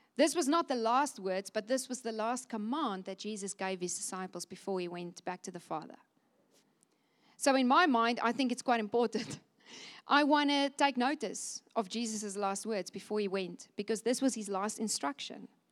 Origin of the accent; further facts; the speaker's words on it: Cape Town, Western Cape, South Africa; moved away as an adult; now in Windhoek, Namibia; I'm born in Cape Town